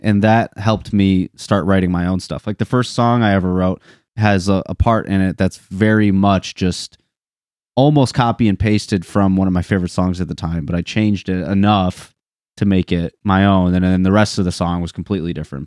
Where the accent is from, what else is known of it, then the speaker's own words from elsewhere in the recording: Linden, Michigan, United States; I went to Linden